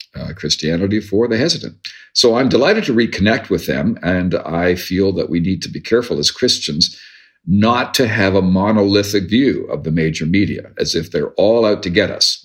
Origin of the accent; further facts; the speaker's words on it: Ontario, Canada; moved away as an adult; also born or lived in United States; I grew up in Ontario in the 60s and 70s and spent the 80s in the United States and came back to Canada in the 90s